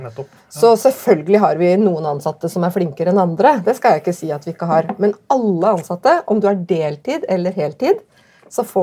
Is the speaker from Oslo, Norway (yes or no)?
no; Tromsø, Troms, Norway; born or raised there